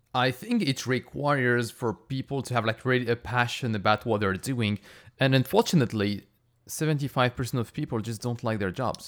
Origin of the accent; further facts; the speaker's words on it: France; moved away; I grew up in France